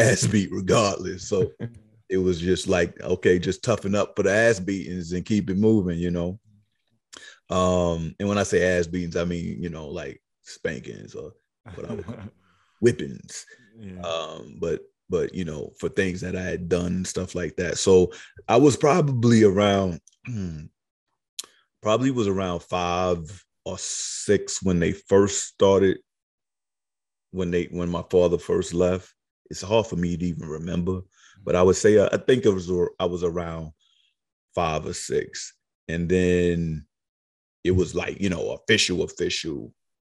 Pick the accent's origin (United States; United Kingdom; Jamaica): United States; New York City, New York; also born or lived in Queens, New York / Far Rockaway / South Carolina; I was born in Queens. I grew up in Harlem. I spent some time in South Carolina